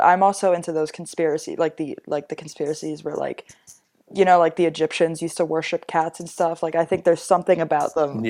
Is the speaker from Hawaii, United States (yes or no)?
no; New York, United States; I was like, I'm 16. I'm from New York.